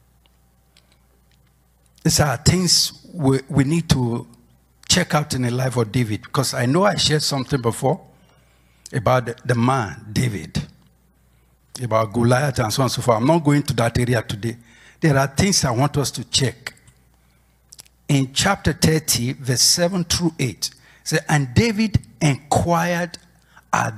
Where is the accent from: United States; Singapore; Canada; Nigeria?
Nigeria; moved away as an adult; when I was away from Nigeria